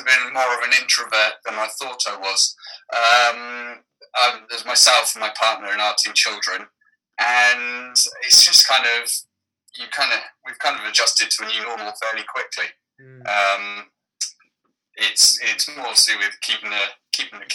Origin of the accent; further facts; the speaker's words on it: Cornwall, South West England, United Kingdom; growing up in Cornwall, very, very far southwest of Cornwall